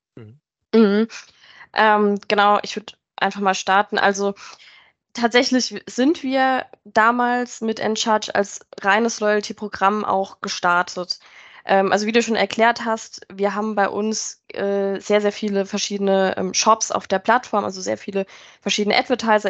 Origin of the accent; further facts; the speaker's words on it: near Mannheim, Rhineland-Palatinate, Germany; moved away as an adult; now in near Frankfurt, Germany; ich äh, komme eigentlich aus der Pfalz, also bei Mannheim äh, in der Nähe und bin dann aber für Endcharge ähm, in die Nähe von Frankfurt gezogen